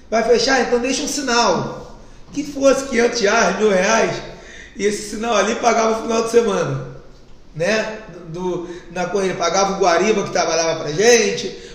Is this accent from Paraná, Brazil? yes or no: no; Bangu, Rio de Janeiro, Brazil; Vim de Bangu, comecei a trabalhar com, com automóvel aos meus 16 anos. Hoje tenho 32, então estou 16 anos no ramo.